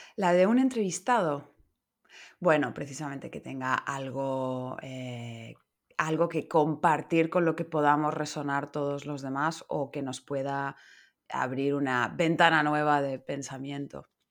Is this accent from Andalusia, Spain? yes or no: no; Madrid, Community of Madrid, Spain; moved away as an adult; now in Barcelona, Spain; soy madrileña